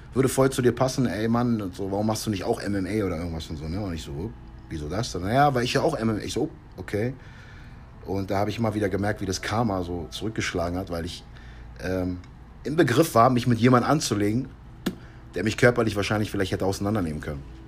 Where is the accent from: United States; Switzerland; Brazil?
United States; moved away; meine Frau meine Heimat zu zeigen, nochmal schöne amerikanische Luft zu atmen